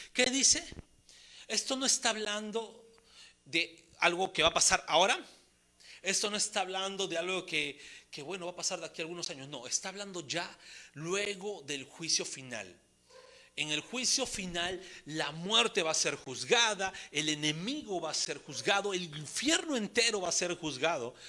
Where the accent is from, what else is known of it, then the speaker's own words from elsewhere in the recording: Peru; como buenos peruanos que somos